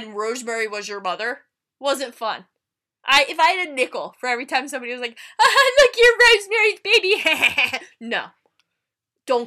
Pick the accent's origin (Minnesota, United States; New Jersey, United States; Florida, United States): New Jersey, United States; We're from Jersey